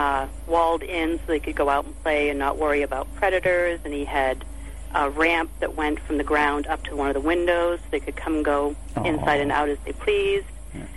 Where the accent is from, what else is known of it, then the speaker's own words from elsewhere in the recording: Gloucester, Massachusetts, United States; And I grew up in Magnolia.